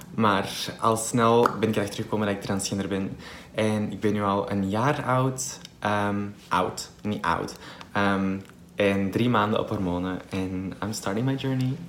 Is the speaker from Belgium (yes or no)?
yes; Belgium; ik ben in België geboren, dus ik zie België altijd wel als, het, als mijn thuisland, denk ik dus ik, ik, ben, ik, ik ben hier opgegroeid